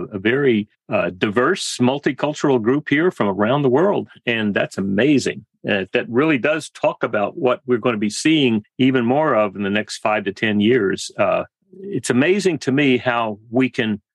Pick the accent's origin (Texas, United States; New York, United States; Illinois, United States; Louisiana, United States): Texas, United States; South; also born or lived in Western Massachusetts; now in Laguna Beach, United States; I grew up in South Texas